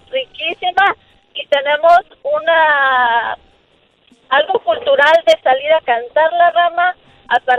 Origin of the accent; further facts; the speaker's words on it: Xalapa, Veracruz, Mexico; now in Illinois, United States; Yo soy de Jalapa, Veracruz. Y decimos una frase que para en vez de decir como que las cosas están muy fuertes, decimos palamecha.